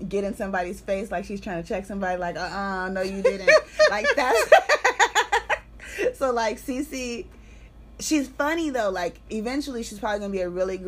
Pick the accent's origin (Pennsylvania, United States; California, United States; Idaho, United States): California, United States; the San Fernando Valley; also born or lived in La Puente, California; now in Los Angeles, United States; I'm from the Valley. I am not from Los Angeles